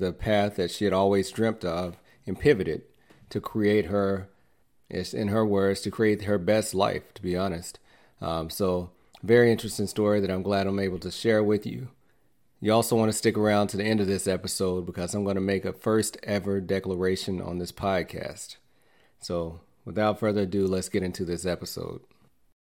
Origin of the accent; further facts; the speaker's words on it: North Alabama, United States; I grew up in North Alabama